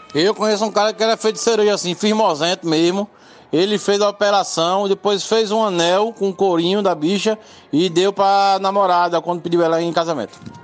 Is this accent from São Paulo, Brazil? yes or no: no; Limoeiro, Pernambuco, Brazil; quando eu era criança em Limoeiro